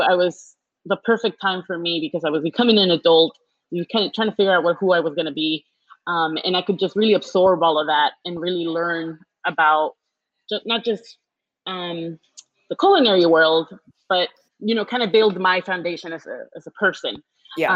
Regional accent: Houston, Texas, United States; I was born and raised in Houston

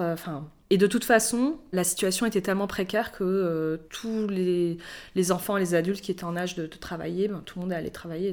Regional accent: Morocco; also born or lived in Algeria; quand j'étais enfant au Maroc

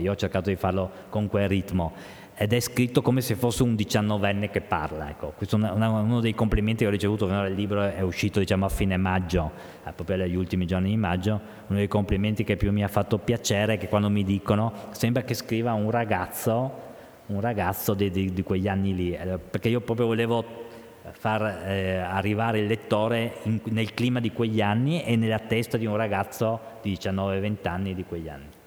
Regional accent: Trieste, Friuli-Venezia Giulia, Italy; moved away as an adult; also born or lived in Mestre; now in Udine, Italy; io sono un triestino atipico, eh, l'ho sempre detto, perché avendo la mamma di Bologna

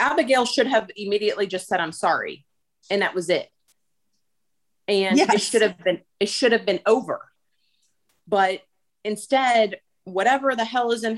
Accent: Miami, Florida, United States; I grew up in Miami

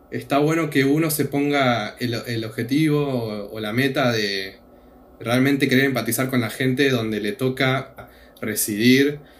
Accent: Argentina; Yo, eh, argentino.

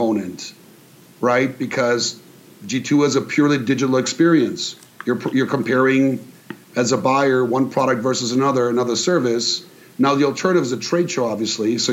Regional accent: near Karlsruhe, Baden-Württemberg, Germany; moved away; So I grew up in Germany in a town by Karlsruhe, which no one's heard of unless you're from Germany

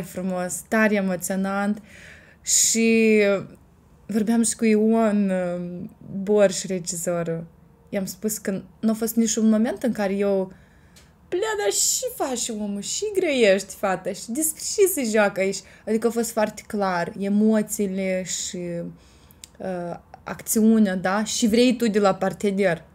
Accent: Gura Galbenei, Cimișlia District, Moldova; satul meu natal, Gura Galbenii

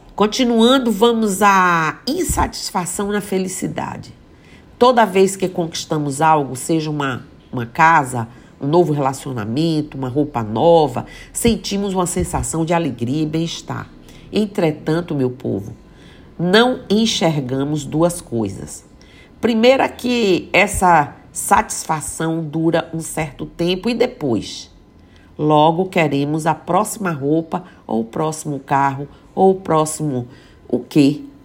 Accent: Mucugê, Bahia, Brazil; moved away; que eu vejo Mucugê, que eu vejo minha terra

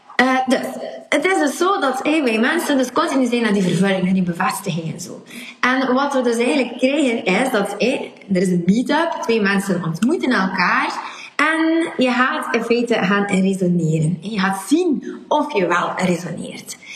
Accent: West Flanders, Belgium; accent: West Flemish; mijn accent en dat ik in West-Vlaming ben

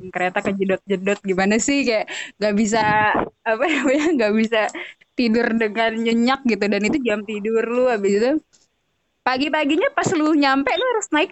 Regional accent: Central Java, Indonesia; accent: Ngapak; karena gue tuh Jawa cuman bukan

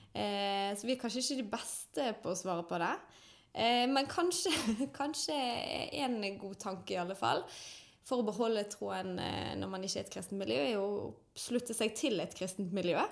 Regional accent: Bergen, Vestland, Norway; er født og oppvokst i Åsane

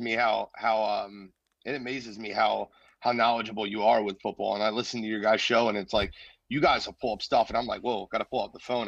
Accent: Philadelphia, Pennsylvania, United States; Grew up in Philly, born and raised in Philly, um, lived in North Philly, then moved to the Northeast when I got a little older

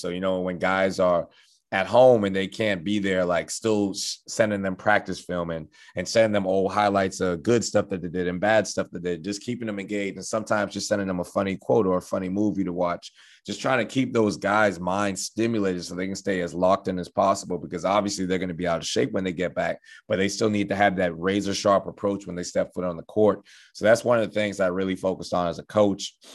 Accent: Houston, Texas, United States; moved away as an adult; also born or lived in Bahamas; now in Beaumont, United States; even though I'm from the Bahamas, just being in Houston my entire life

